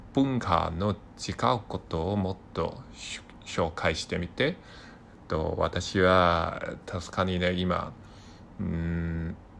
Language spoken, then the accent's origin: Japanese; Hong Kong; Japanese is a second language; 私の出身は香港です。香港人です。